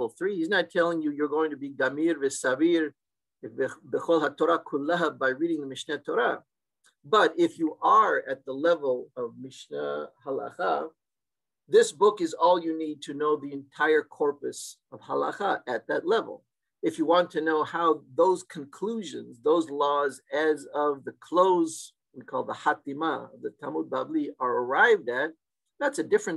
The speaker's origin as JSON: {"language": "English", "town": "Seattle", "region": "Washington", "country": "United States", "tie": "born or raised there", "said": "the Turkish synagogue I grew up in Seattle in the 1960s and early 70s"}